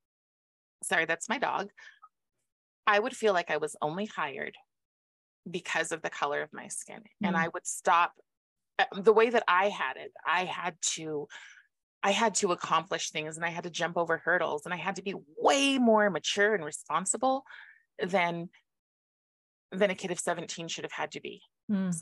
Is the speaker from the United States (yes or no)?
yes; Moses Lake, Washington, United States; Moses Lake, the town I'm from